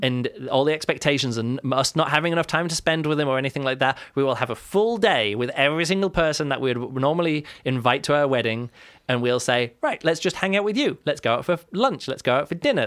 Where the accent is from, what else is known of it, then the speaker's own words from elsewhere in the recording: England, United Kingdom; now in Germany; I'm from England, the U K, we live in Germany.